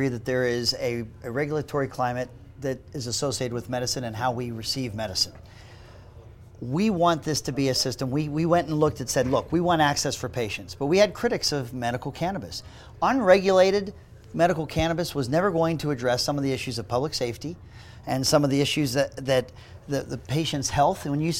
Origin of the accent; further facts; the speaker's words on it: Pittsburgh, Pennsylvania, United States; now in Utah, United States; So look, I'm from Pittsburgh. That's a drinking town with a football problem.